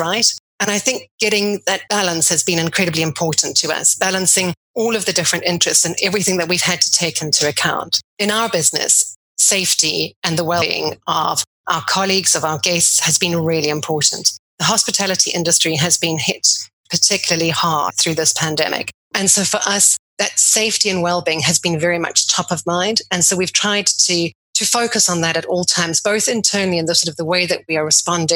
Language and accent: English; South Africa; moved away as an adult; also born or lived in Cape Town, South Africa; now in London, United Kingdom; before coming to London, I grew up in South Africa